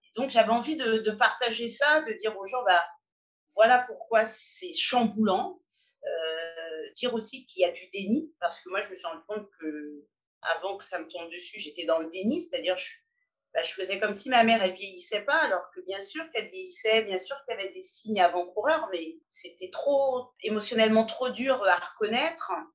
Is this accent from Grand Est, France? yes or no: no; Paris, Île-de-France, France; je suis une Parisienne de 44 ans.